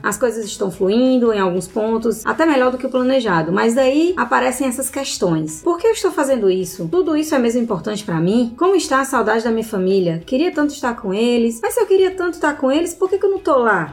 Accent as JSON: {"language": "Portuguese", "country": "Brazil", "moved": "as an adult", "lives_now": "Australia", "said": "eu sou brasileira"}